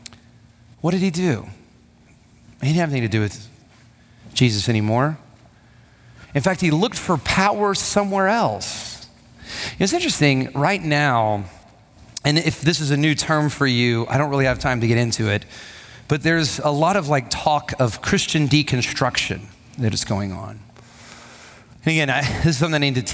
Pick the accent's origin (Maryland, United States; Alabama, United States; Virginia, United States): Alabama, United States; Huntsville; When I was a kid, I went to a big church. My dad was on staff at this church, and it was a well-respected church and there in Huntsville, Alabama